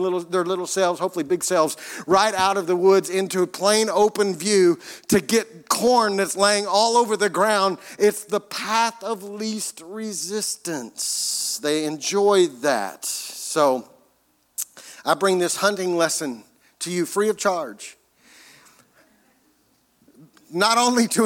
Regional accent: United States; as Americans

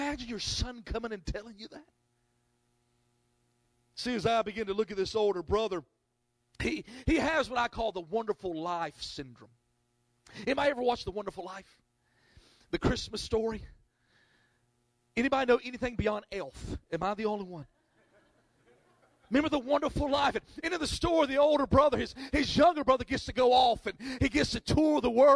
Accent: North Carolina, United States; I'm from North Carolina

